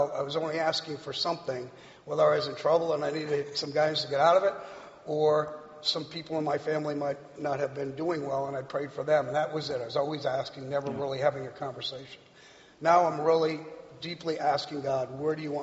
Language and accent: English; Rhode Island, United States; moved away as an adult; also born or lived in Santa Monica; now in Cincinnati, United States; I grew up on Rhode Island in the 50s